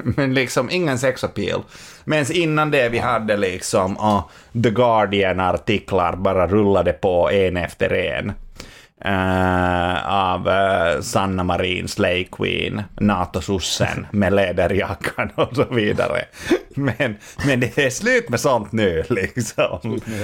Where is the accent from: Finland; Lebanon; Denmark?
Finland; now in Sweden; jag var hemma i Finland